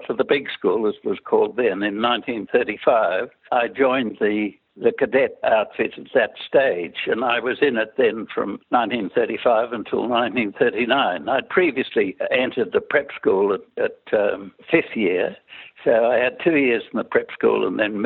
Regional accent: Sydney, New South Wales, Australia; I was born in Sydney, in Mosman, in 1921

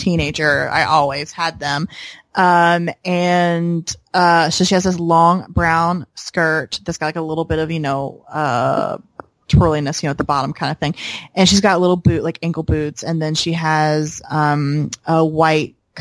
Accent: the South, United States; accent: Southern

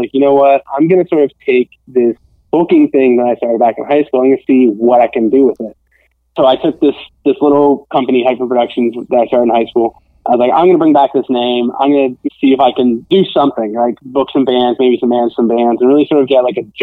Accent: Vermont, United States; moved away as an adult; also born or lived in Boston; now in Los Angeles, United States; I grew up in Vermont.

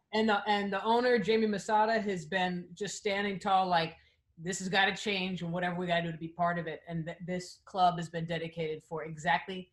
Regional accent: New York, United States; now in Los Angeles, United States; we're in LA, but I'm a New Yorker

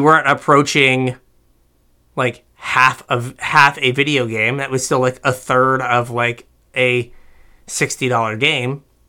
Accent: United States; as we are American.

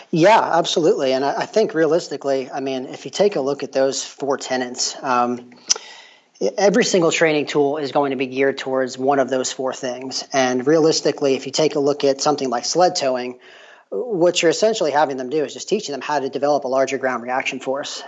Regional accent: New York, United States; moved away as an adult; also born or lived in Tennessee; now in LaGrange, United States; I'm actually from the Northeast. I grew up in New York

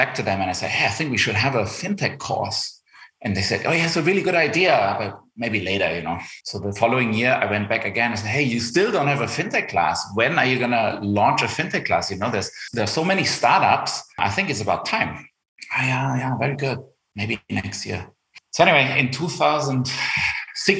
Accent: Germany; accent: German; English is a second language; you spot my German accent. So I grew up in Germany. My dad's from Argentina

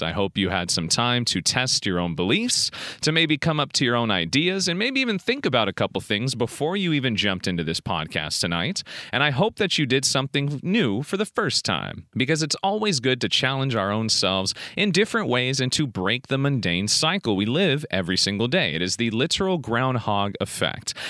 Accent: United States; I'm in the United States of America doing this podcast. So technically, to the world, my nationality is American, yet my mother is from Macedonia

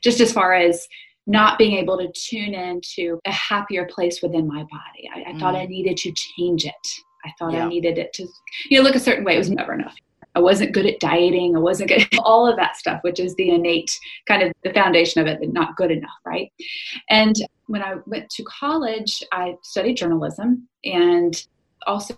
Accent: South Carolina, United States; I grew up in South Carolina in the USA

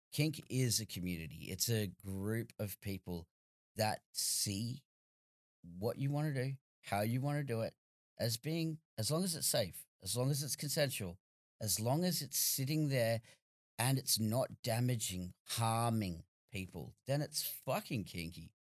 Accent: Australia; as an Australian

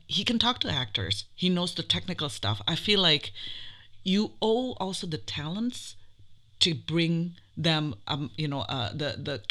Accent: Jakarta, Indonesia; moved away as an adult; I'm from Indonesia originally. I was born in Jakarta. I came here when I was 18 years old for college.

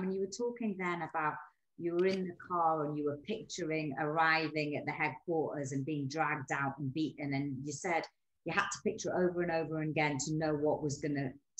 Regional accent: Newcastle upon Tyne, North East England, United Kingdom; I'm from Newcastle.

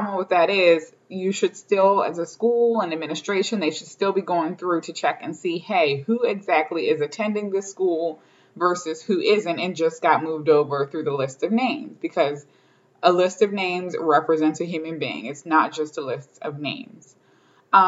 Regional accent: Baltimore County, Maryland, United States; my experience as a child growing up in Baltimore County, Maryland

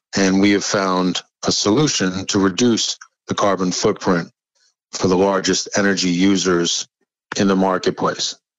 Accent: New York City, New York, United States; moved away; I'm from originally from New York. Yes, born in the Bronx, which uh, actually in Riverdale, the Bronx

